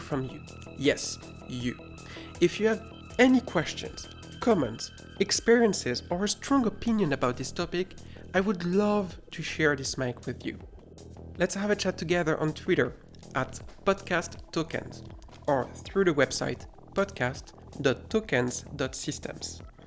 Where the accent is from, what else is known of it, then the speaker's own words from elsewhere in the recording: France; accent: French; English is a second language; my terrible French accent